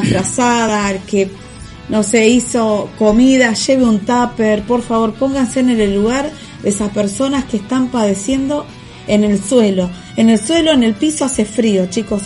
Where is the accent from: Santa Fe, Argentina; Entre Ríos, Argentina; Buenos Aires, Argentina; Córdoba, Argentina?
Buenos Aires, Argentina; Acá somos chetos los porteños.